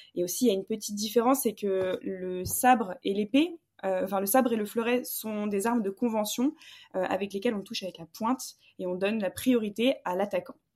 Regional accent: Bordeaux, Nouvelle-Aquitaine, France; now in Paris, France; je viens du sud de la France

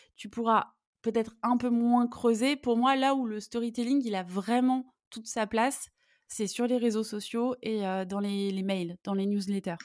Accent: Lyon, Auvergne-Rhône-Alpes, France; moved away as an adult; also born or lived in Italy; je suis lyonnaise et je suis passionnée par ma ville

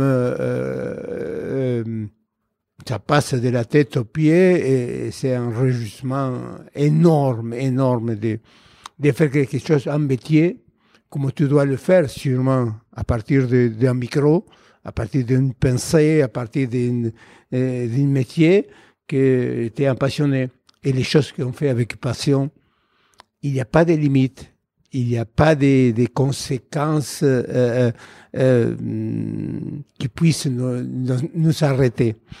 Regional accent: Buenos Aires, Argentina; French is a second language; moved away as an adult; also born or lived in Saint-Étienne, France; je suis né à Buenos Aires dans une famille très nombreuse

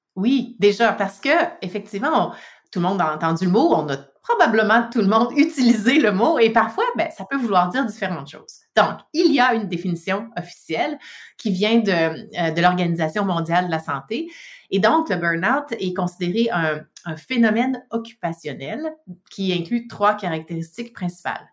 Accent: Quebec, Canada; now in British Columbia, Canada; je suis une Québécoise de souche, exportée en Colombie-Britannique. Euh, mais oui, donc du Québec, euh, né au Québec

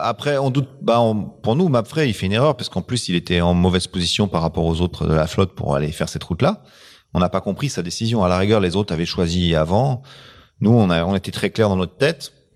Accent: France; on est français.

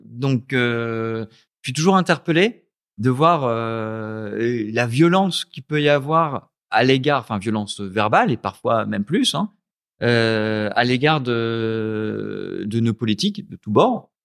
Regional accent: Lens, Hauts-de-France, France; moved away as an adult; also born or lived in Lille / Paris; now in Ho Chi Minh City, Vietnam; Je suis né à Lens, euh, dans le Pas-de-Calais

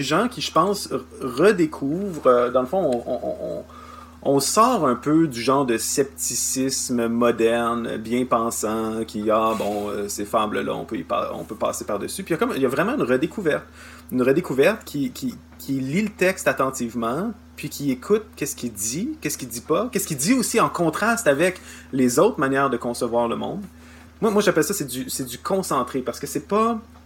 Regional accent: Canada; chez nous au Canada

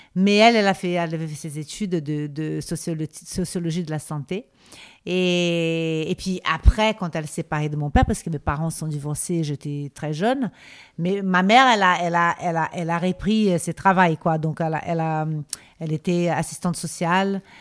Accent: Rio de Janeiro, Brazil; French is a second language; moved away as an adult; also born or lived in Spain; now in Paris, France; j'ai grandi au Brésil. Je, je restais au Brésil jusqu'à l'âge de 21 ans

